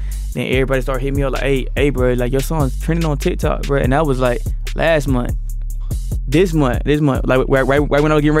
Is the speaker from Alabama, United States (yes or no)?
yes; Opp, Alabama, United States; I'm from Alabama.